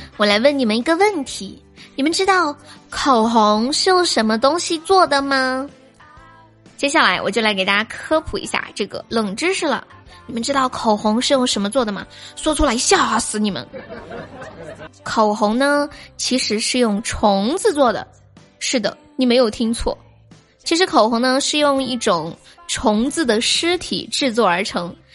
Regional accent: Sichuan, China; 我是四川的

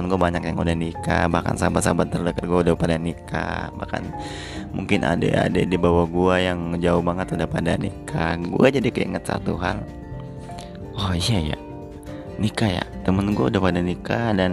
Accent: Palembang, South Sumatra, Indonesia; born there; moved away as an adult; now in Jakarta, Indonesia; apalagi gue ini yang ngerantau jauh dari kota kelahiran gue yaitu gue di Palembang terus gue moving ke Jakarta dimana ya teman-teman gue baru semua gitu

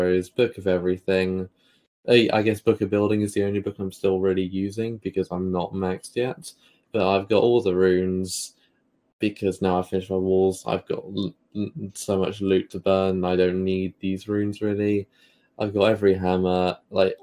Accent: United Kingdom; accent: British; my British accent

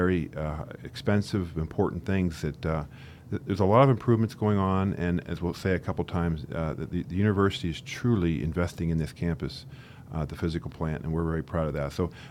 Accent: DuBois, Pennsylvania, United States; I'm a local person, born and raised in Du Bois.

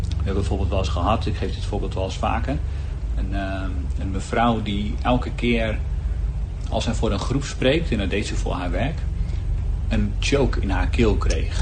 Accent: Heerhugowaard, North Holland, Netherlands; Ik ben 36 jaar uit Herugewaard.

